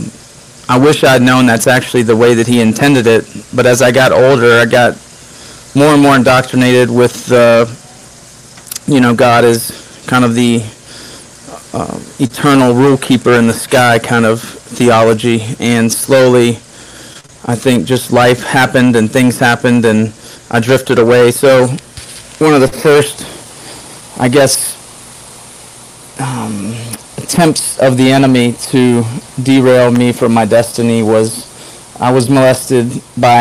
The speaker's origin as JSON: {"language": "English", "region": "Arkansas", "country": "United States", "tie": "born or raised there", "moved": "yes", "lives_now": "Jacksonville, United States", "said": "I was born in Arkansas"}